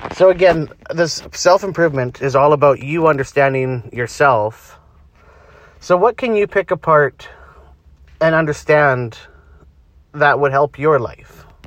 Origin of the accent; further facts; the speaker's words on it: Canada; I'm Canadian